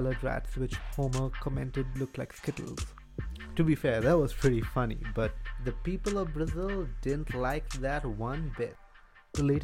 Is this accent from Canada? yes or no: no; India; I'm Indian and I'm Catholic